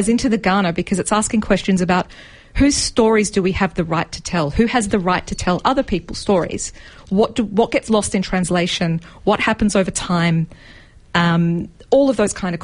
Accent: Canberra, Australian Capital Territory, Australia; I grew up in Canberra at that time.

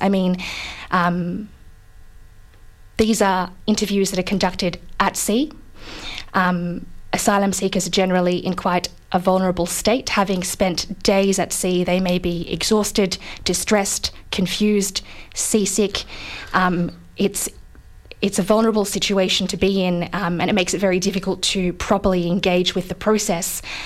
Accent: Australia; as Australian citizens

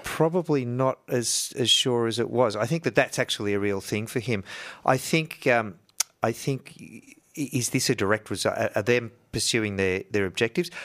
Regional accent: Yarrawonga, Victoria, Australia; also born or lived in Shepparton; we used to go shopping in the big town from Yarrawonga. We'd go to Wang or we'd go to Shep, right?

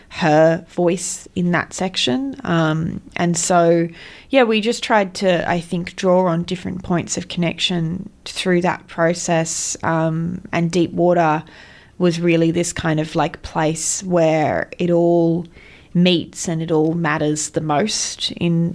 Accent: the Hawkesbury, New South Wales, Australia; I was born and raised in the Hawkesbury

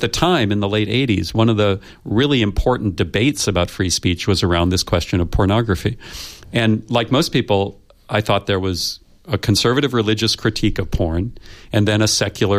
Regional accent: United States; I come from the United States, where we are still struggling with white supremacy.

